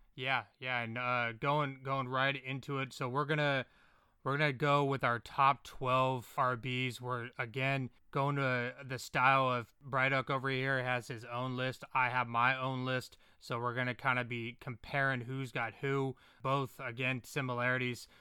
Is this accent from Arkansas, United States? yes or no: no; California, United States; I'm from California